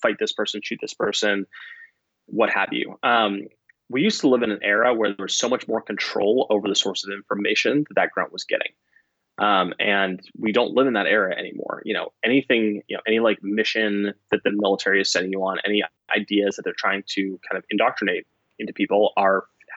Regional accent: United States; as an American

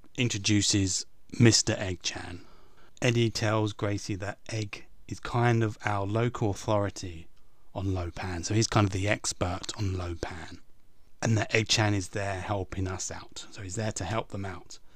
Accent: England, United Kingdom; I'm English

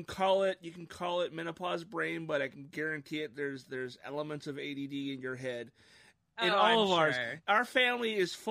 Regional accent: Issaquah, Washington, United States; my hometown of Issaquah.

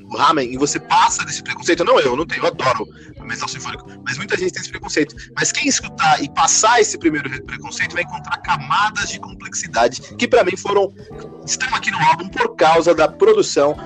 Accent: São Paulo, Brazil; also born or lived in Florianópolis; Eu sou aqui de São Paulo

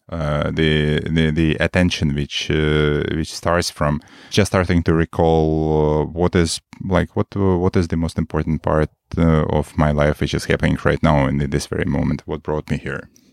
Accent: Moscow, Russia; moved away as an adult; now in Marin, United States; I'm a Moscow guy from, from the most of my time. Moscow guy, Russia.

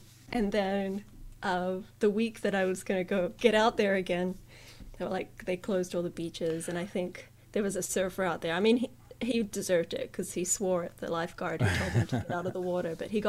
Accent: New Zealand; also born or lived in Japan; So you know, they listen to my accent. And then if I say Japan, they're like, what? No, what? What? And I say New Zealand.

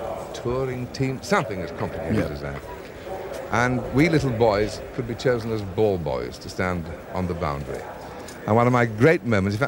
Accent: north of England, Yorkshire and the Humber, United Kingdom; I was reared in England and reared in the north of England. So cricket for me began in Yorkshire

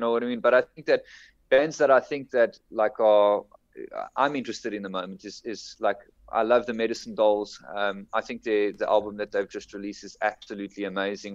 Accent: Durbanville, Western Cape, South Africa; also born or lived in Bellville; now in Johannesburg area, South Africa; I come from Cape Town. I grew I grew up in Durbanville

